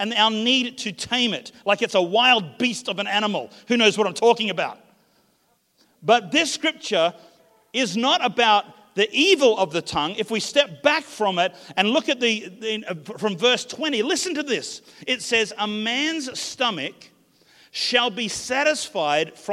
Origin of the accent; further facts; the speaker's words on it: Australia; I come from the Southern Hemisphere, Australia, but my heritage is actually New Zealand.